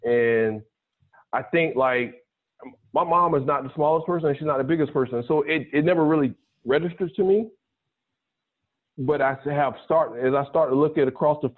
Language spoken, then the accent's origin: English; South Carolina, United States; And it's partly because of my background. Growing up in the South Carolina, my parents, the family didn't necessarily have thousands of acres